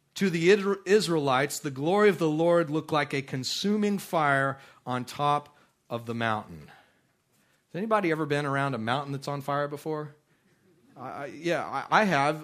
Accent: Midland, Texas, United States; I grew up out in Midland, Texas, and that place is pretty barren

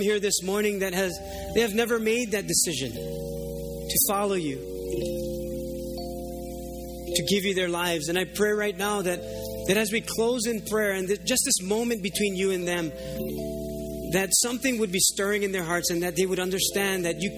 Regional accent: Oahu, Hawaii, United States; I was living here because I grew up on Oahu

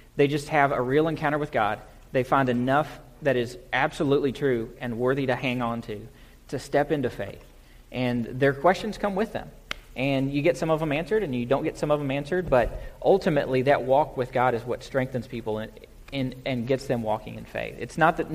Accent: Kentucky, United States; moved away as an adult; also born or lived in Virginia / Atlanta / Dallas; I moved to Virginia from Kentucky. I was 9 hours away from home.

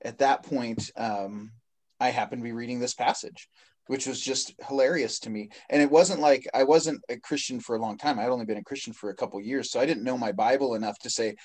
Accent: Washington, United States; moved away; back home in Washington State, where I grew up

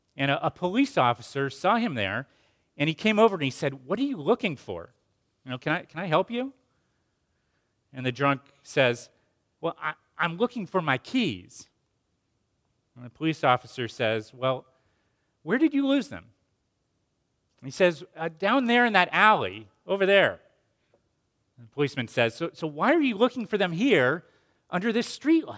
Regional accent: Asheville, North Carolina, United States; my hometown of Asheville, North Carolina

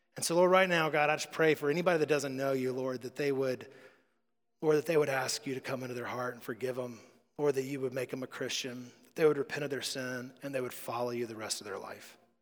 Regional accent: United States; we're American

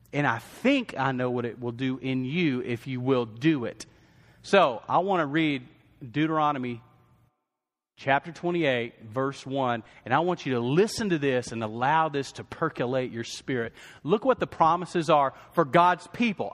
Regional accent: West Texas, United States; I grew up in West Texas

